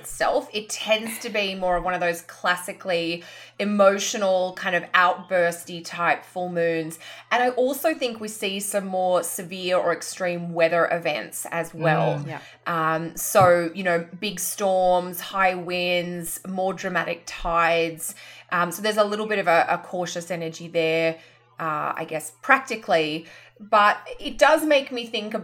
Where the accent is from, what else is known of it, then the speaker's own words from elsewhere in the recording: Queensland, Australia; moved away; up in QLD, my home state.